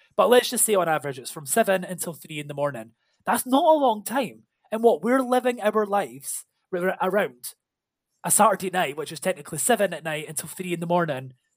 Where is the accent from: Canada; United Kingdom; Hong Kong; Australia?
United Kingdom; Scotland; we're Scottish